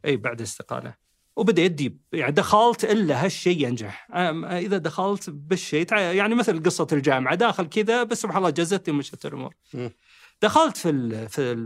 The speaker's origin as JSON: {"language": "Arabic", "country": "Saudi Arabia", "said": "احنا كمهندسين سعوديين"}